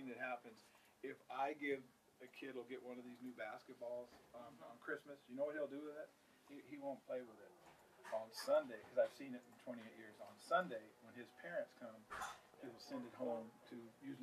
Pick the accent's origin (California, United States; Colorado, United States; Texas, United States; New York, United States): California, United States; Los Angeles; I grew up myself in the East LA area